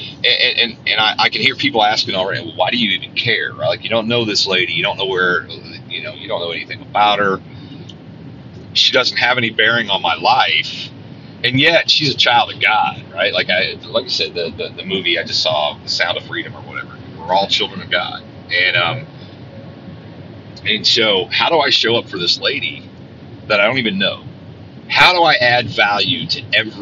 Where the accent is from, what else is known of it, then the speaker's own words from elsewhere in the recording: Centerville, Indiana, United States; I was in Stuckey's in Centerville, Indiana, my hometown